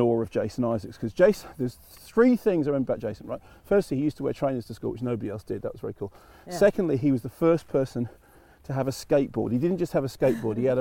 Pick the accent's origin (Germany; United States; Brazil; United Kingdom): United Kingdom; London; moved away as an adult; also born or lived in Manchester / Barnet; now in New Forest, United Kingdom; I'm in North London, born and bred